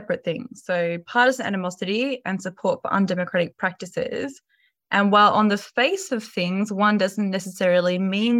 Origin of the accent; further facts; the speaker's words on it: Australia; now in Europe; I'm here as an Australian in Europe